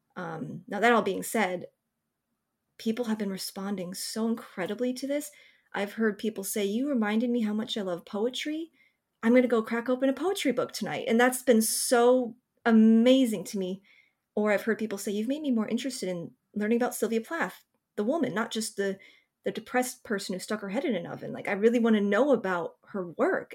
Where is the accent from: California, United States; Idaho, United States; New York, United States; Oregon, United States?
California, United States; Bay Area; When I was a teenager growing up in the Bay Area